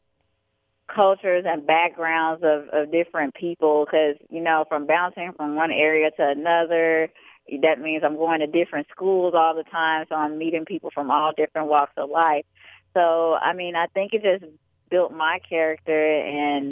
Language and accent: English; Chicago, Illinois, United States; also born or lived in Atlantic City, New Jersey / Bronx, New York; I was born in Atlantic City, New Jersey, but I was raised in Chicago, Illinois